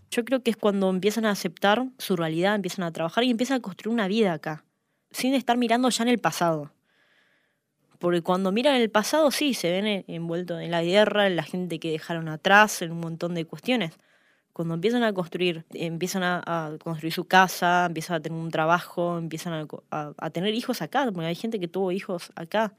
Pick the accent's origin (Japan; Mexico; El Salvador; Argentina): Argentina; todos los recursos que tenemos como país